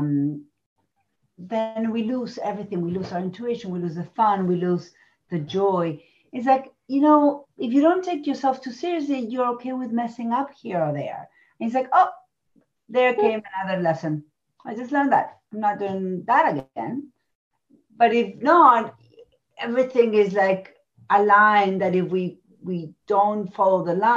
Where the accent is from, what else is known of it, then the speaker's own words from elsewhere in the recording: Argentina; moved away; I come from Argentina. I was raised there.